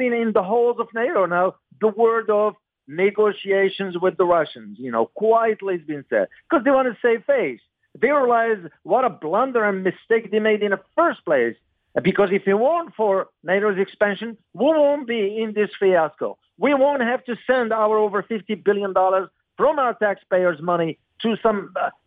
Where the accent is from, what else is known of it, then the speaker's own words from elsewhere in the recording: United States; as an American